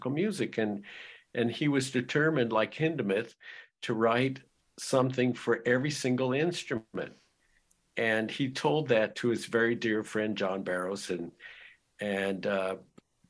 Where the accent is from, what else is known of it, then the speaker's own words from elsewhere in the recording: Los Angeles, California, United States; growing up in Los Angeles